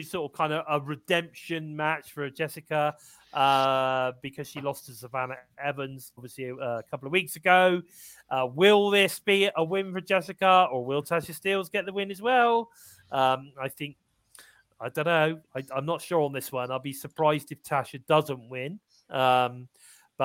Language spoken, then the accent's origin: English; England, United Kingdom; I'm English